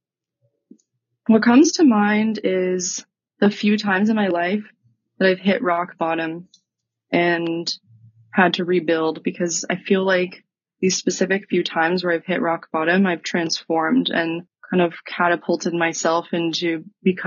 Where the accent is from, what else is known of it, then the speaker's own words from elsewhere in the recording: Texas, United States; moved away as an adult; also born or lived in Utah; I grew up in Texas